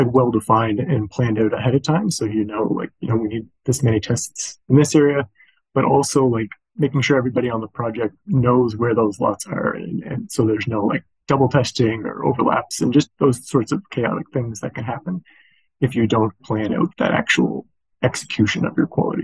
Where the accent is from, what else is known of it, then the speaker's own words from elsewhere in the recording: Canada; also born or lived in New Zealand; I'm a civil engineer by training, and I'm from Canada.